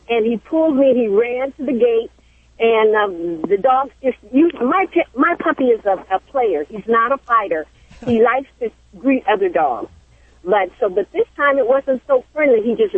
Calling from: Los Angeles, California, United States; I'm from Los Angeles. I'm here in Los Angeles.

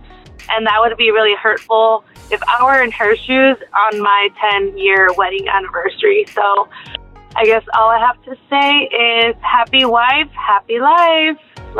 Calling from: Yuma, Arizona, United States; I'm calling from Yuma, Arizona

